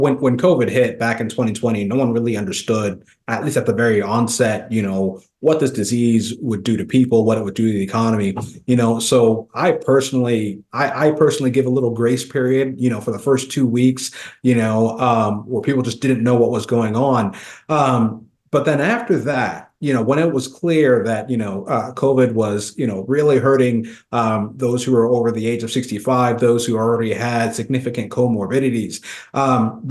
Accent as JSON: {"language": "English", "region": "Kansas", "country": "United States", "tie": "born or raised there", "said": "my home state of Kansas"}